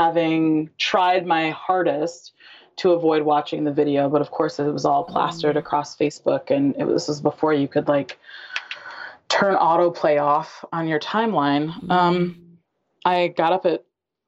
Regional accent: Western Michigan, United States; I grew up in Western Michigan.

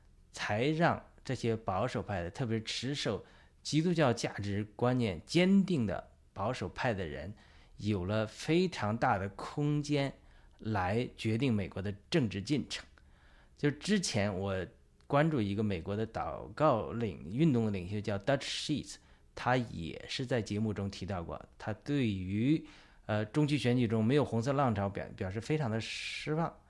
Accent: China; 就是对我们中国人来讲，对于我们爆料革命和我们的基督徒战友来讲，有什么启示？

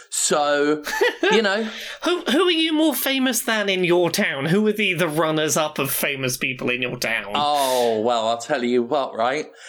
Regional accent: Erith, London, United Kingdom; moved away; I'm going to Erith, my hometown

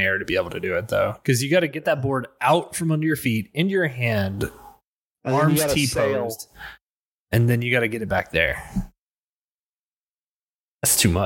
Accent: Indianapolis, Indiana, United States; moved away; I am from Indianapolis, Indiana. That's right, that's where I've come from

